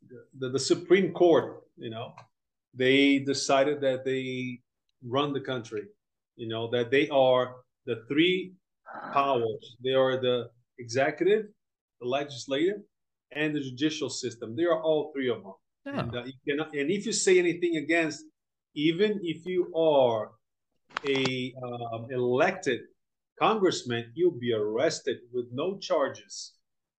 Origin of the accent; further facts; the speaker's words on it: Brazil; also born or lived in United States / Europe / Japan; I'm from Brazil originally. I was born here, but was basically raised in the US, Europe, and a little bit of Japan, mostly US.